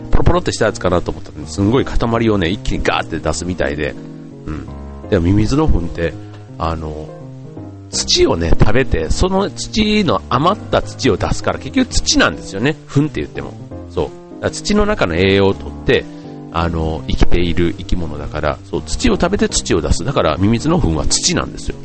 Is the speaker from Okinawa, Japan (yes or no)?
no; Osaka, Japan; moved away; 僕の実家のあるその大阪